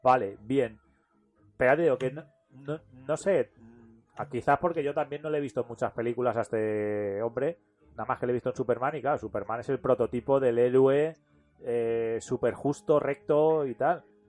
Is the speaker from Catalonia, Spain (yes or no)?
no; Talavera de la Reina, Castilla-La Mancha, Spain; yo soy de Talavera de la Reina